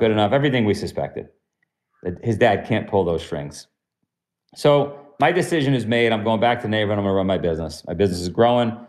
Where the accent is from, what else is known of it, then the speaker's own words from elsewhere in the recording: New York City, New York, United States; also born or lived in Ithaca; I'm from Queens